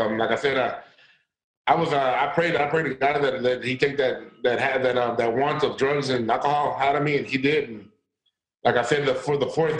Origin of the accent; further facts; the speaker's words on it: Texas, United States; I'm from Texas, St. John's, so we're away for you.